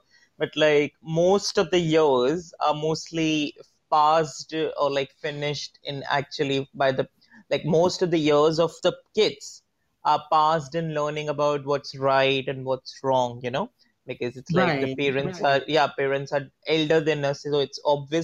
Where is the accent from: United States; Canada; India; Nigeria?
India; I'm from India